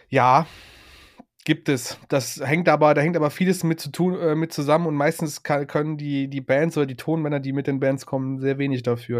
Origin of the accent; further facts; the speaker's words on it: Cologne region and Ruhr area, North Rhine-Westphalia, Germany; wir kommen ja alle aus dem Westen Deutschlands, alles in der Region Köln und Ruhrpott